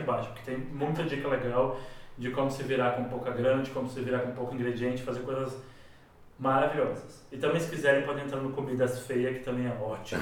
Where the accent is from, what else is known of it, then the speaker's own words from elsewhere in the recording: Rio Grande do Sul, Brazil; moved away; also born or lived in São Paulo; quando era moleque lá no Rio Grande do Sul